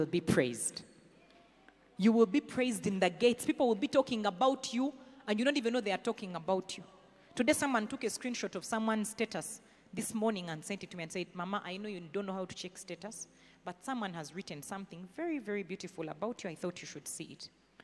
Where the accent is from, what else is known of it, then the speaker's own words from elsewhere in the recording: Rukungiri, Western Region, Uganda; accent: Runyankore; English is a second language; also born or lived in Kampala, Uganda; you're in Chinyasano Primary. Then Rukunjiri Universal